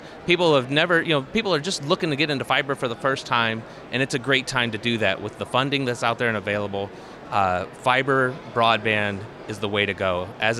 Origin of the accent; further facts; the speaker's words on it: Wapakoneta, Ohio, United States; Yeah, I'm from Wapakoneta, Ohio. It's the home of Neil Armstrong and the Neil Armstrong Air and Space Museum.